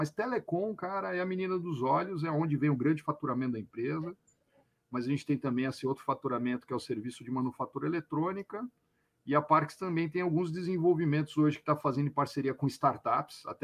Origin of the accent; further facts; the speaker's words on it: São Paulo, Brazil; now in Cachoeirinha, Brazil; eu sou paulista, né, outra coisa que tu perguntou de mim, não falei de onde eu sou, sou paulistano, nasci na, no bairro da Pompeia, mori minha vida inteira na Lapa, e me mudei para cá desde 2018